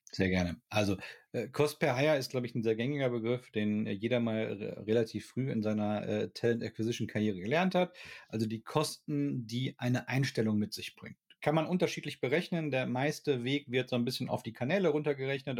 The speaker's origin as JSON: {"language": "German", "area": "Ruhr area", "region": "North Rhine-Westphalia", "country": "Germany", "said": "ich komme aus dem Ruhrgebiet"}